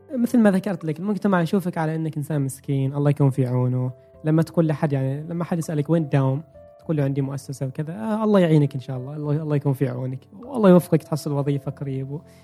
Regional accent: Oman; احنا كعمانيين

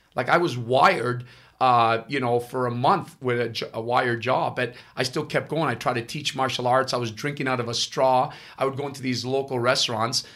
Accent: Ottawa, Ontario, Canada; first language Italian; English is a second language; also born or lived in Italy; I'm Canadian, but I'm actually born in Italy. I, okay. I came here in 1974

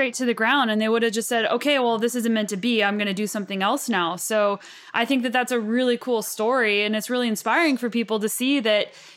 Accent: United States; now in Canada; we are proud to be Americans. Even though I live in Canada

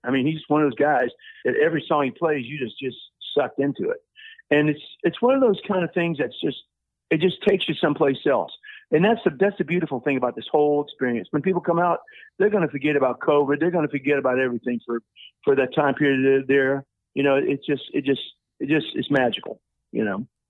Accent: New Orleans, Louisiana, United States; moved away; I'm from New Orleans originally

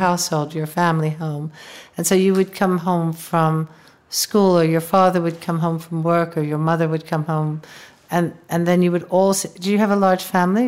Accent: United States; growing up in the United States

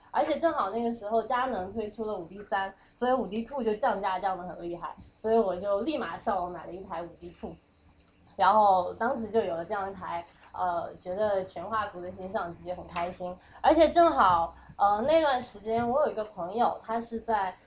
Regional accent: Fuzhou, Fujian, China; now in New York, United States; 我是，我是福州人

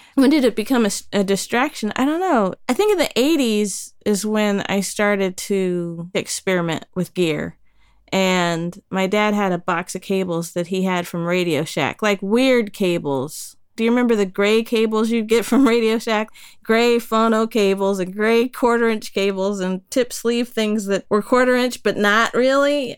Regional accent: Dayton, Ohio, United States; also born or lived in Colorado; now in Brighton, United Kingdom; Dayton, Ohio, birthplace of aviation, hometown of the funk. Yeah, I grew up close

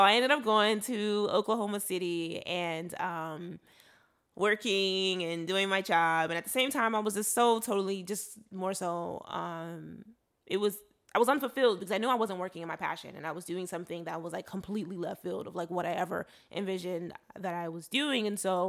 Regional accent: Nigeria; I'm Igbo from Nigeria. So we had Igbo classes, we had computer classes

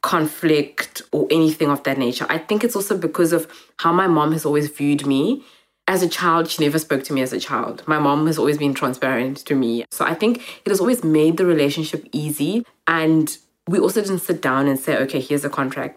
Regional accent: Cape Town, Western Cape, South Africa; also born or lived in Zimbabwe; growing up in Cape Town

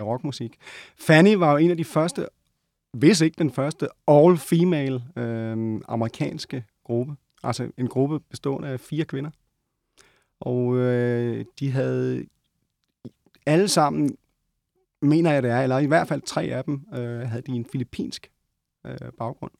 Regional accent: Odense, Southern Denmark, Denmark; moved away; also born or lived in Copenhagen; lige da jeg var flyttet til København. Jeg var fra Odense.

